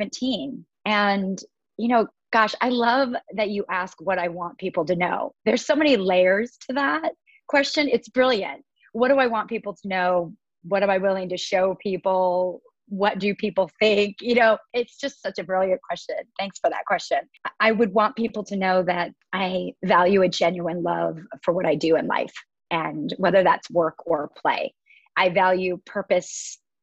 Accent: Washington, United States; now in Southern California, United States; I grew up in the Pacific Northwest of Washington State, which is about 1,000 miles away from where I am currently.

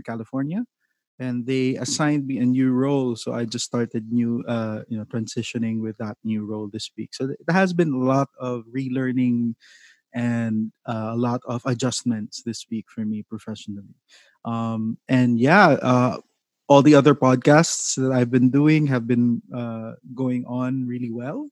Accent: Davao City, Davao Region, Philippines; I'm from Davao City.

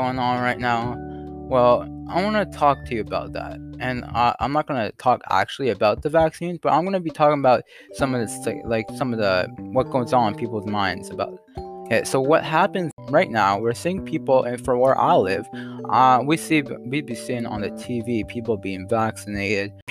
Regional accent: Canada; I'm not American.

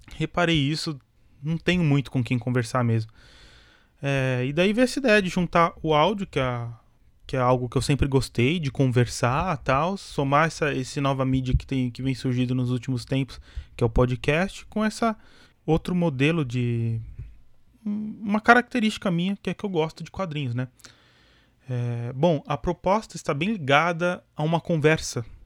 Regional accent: São Paulo, Brazil; aqui em São Paulo, né? Eu sou de São Paulo

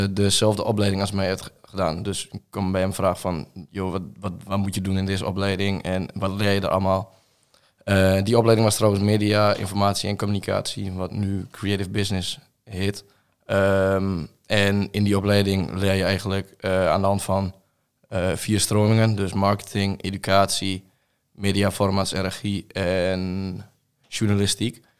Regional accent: Reutum, Overijssel, Netherlands; Ik ben 21 en ik kom uit Reutem, hier in, niet ver uit de buurt.

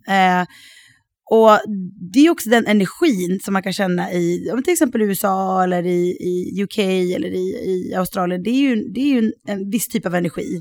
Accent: Sweden; moved away as an adult; also born or lived in Sydney / Los Angeles / Stockholm; now in France; jag är fortfarande svensk

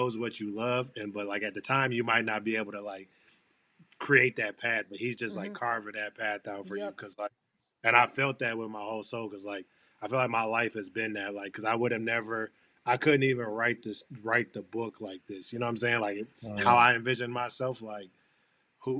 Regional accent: Flint, Michigan, United States; moved away as an adult; now in Boston, United States; I grew up in Flint, Michigan

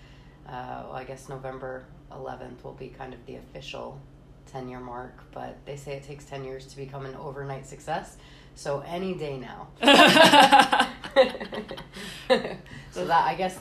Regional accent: East Greenwich, Rhode Island, United States; moved away as an adult; also born or lived in New York / Florida; I was born and raised in East Greenwich, Rhode Island

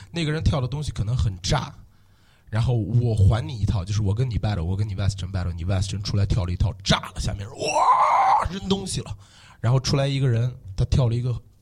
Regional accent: Xinjiang, China; moved away as an adult; also born or lived in Chengdu, Sichuan; 我是新疆来的，我是维吾尔族

